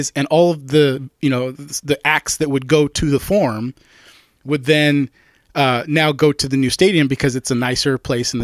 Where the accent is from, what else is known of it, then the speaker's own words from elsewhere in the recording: United States; as an American